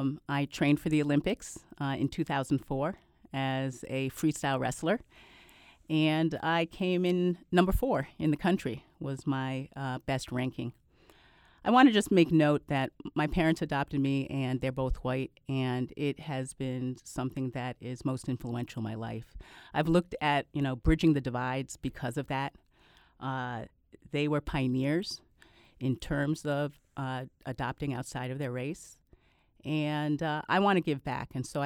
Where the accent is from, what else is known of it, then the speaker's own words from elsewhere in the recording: Canada; born there; Well, I was born in Canada. My parents adopted me when I was 10 months old.